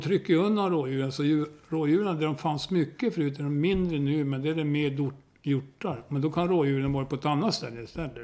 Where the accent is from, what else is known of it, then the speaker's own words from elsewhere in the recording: Hälsingland, Gävleborg County, Sweden; moved away as an adult; also born or lived in Sundsvall; now in Tyresö, Sweden; jag var uppvuxen vid Ljusnan